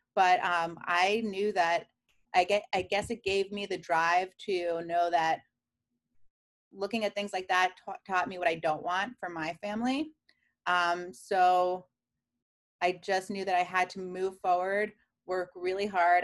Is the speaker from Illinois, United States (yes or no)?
no; New York City, New York, United States; moved away as an adult; now in Columbus, United States; I grew up in Queens, New York